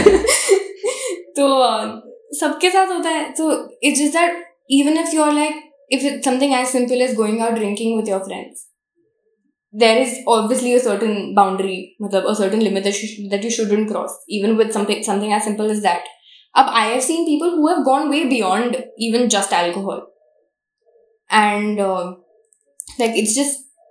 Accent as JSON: {"language": "Hindi", "town": "Jabalpur", "region": "Madhya Pradesh", "country": "India", "tie": "born or raised there", "moved": "yes", "said": "ये तो मेरा शहर है. यहाँ पे तो मैं पैदा हुई हूँ, रही भी हूँ कुछ साल"}